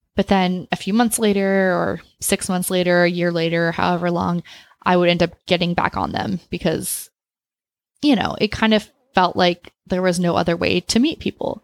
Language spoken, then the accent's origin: English; Austin, Texas, United States; I grew up in Austin